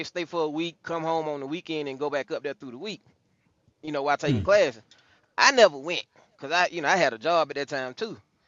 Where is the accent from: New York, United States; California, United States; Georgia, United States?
Georgia, United States; near Atlanta, a country town in; I'm from Georgia. I'm from a country town in Georgia, not that far from Atlanta.